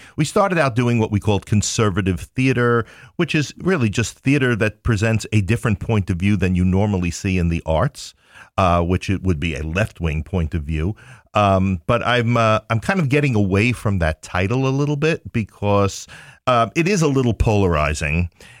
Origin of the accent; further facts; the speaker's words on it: Queens, New York, United States; moved away as an adult; now in Ohio, United States; No, I am from Queens, New York.